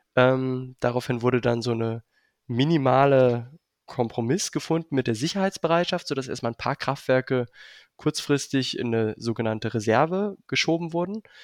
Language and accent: German; Berlin, Germany; Ich komme auch ursprünglich aus Berlin.